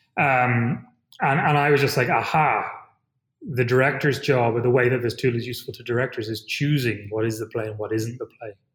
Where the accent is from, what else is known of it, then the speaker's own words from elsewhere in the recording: Ireland; moved away; as an Irish person